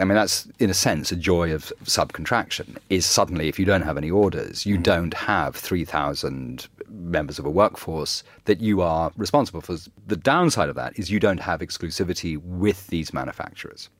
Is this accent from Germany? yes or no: no; Ireland; I grew up in Ireland